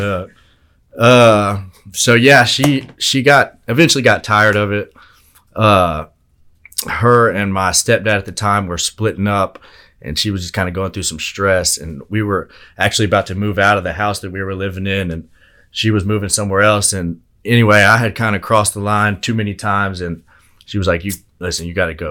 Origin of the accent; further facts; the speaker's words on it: Altus, Oklahoma, United States; I'm from Altus originally